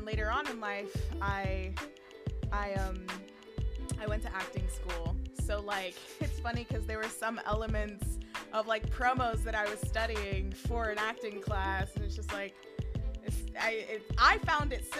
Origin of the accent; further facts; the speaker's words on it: New York City, New York, United States; I grew up in New York. I grew up in the Bronx